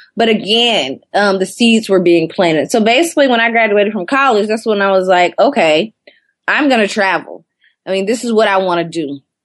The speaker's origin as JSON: {"language": "English", "town": "Athens", "region": "Georgia", "country": "United States", "tie": "born or raised there", "also_born_or_lived": "Atlanta, Georgia", "moved": "as an adult", "lives_now": "Brooklyn, United States", "said": "I'm born and raised in Athens, Georgia, which is about 45 minutes outside of Atlanta."}